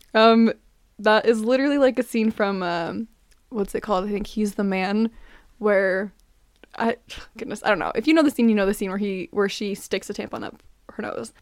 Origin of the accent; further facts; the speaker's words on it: Utah, United States; I'm from Utah